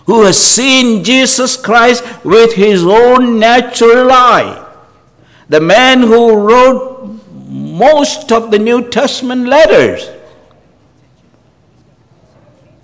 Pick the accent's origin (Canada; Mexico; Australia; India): Canada; as a Canadian